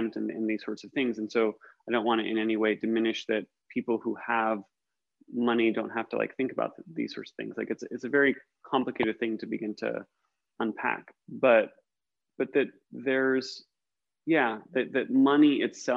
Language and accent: English; United States; as an American, I grew up in the suburbs of America